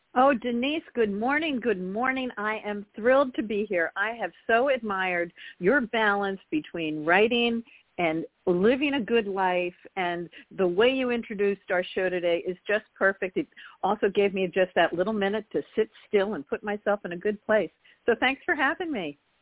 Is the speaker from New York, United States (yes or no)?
yes; Garden City, New York, United States; I grew up in Long Island, New York, in Garden City, outside of New York City